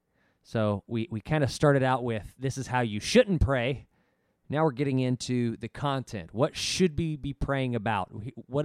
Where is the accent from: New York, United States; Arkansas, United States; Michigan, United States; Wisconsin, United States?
Arkansas, United States; I grew up in Arkansas